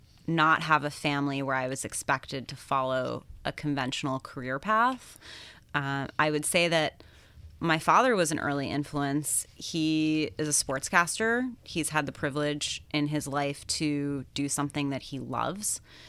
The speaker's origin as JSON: {"language": "English", "region": "London", "country": "United Kingdom", "tie": "born or raised there", "said": "I think it's the fact that I grew up in London from the time I was 12 until I went to college."}